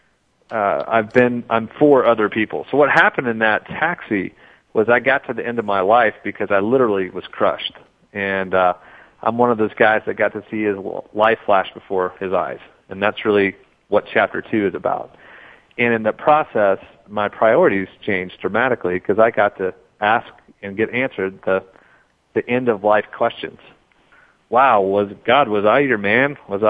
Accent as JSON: {"language": "English", "region": "Oklahoma", "country": "United States", "tie": "born or raised there", "said": "I grew up in Oklahoma as an entrepreneur with my family"}